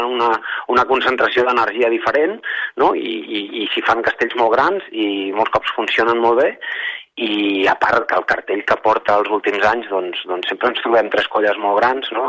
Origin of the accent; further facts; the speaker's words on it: Tarragona, Catalonia, Spain; nosaltres que som de Tarragona